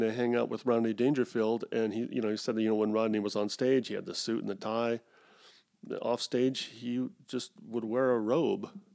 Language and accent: English; United States; Goes against being an American